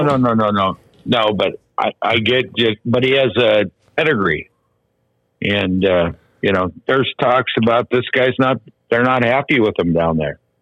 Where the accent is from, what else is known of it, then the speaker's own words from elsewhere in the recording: Grand Forks, North Dakota, United States; moved away; growing up in Grand Forks